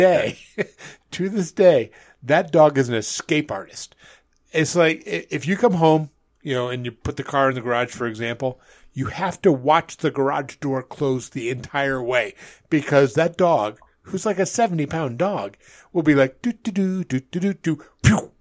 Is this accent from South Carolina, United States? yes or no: no; outside of Albany, New York, United States; moved away; also born or lived in Manhattan, New York; growing up outside of Albany, New York